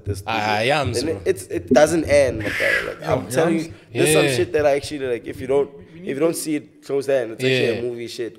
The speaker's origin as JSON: {"language": "English", "town": "Pretoria", "region": "Gauteng", "country": "South Africa", "tie": "born or raised there", "said": "I spent some time in Pitori. I grew up in Pitori to an extent"}